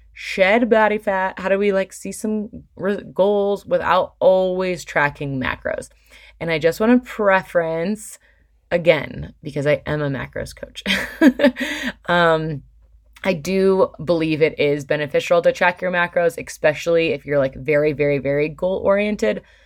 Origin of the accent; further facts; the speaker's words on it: Michigan, United States; now in Colorado, United States; I grew up in Michigan